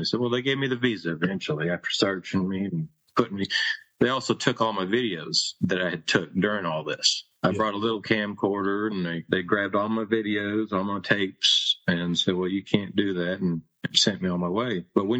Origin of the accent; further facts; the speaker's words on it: Virginia, United States; born there; Well, I was born here in Virginia. My father's a Palestinian, born there.